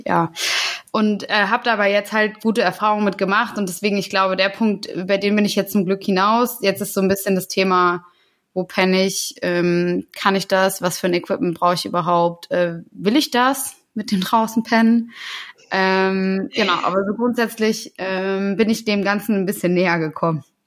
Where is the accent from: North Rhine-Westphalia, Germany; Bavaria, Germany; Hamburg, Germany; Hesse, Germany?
Hesse, Germany; Taunus; Ich komme ja aus der Gegend.